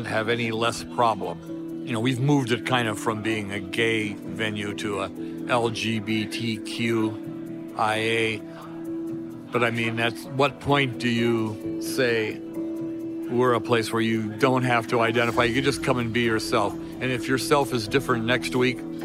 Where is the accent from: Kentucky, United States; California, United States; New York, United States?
California, United States; Los Angeles; moved away as an adult; now in Oklahoma City, United States; I'm an Angeleno. So I was raised in Los Angeles.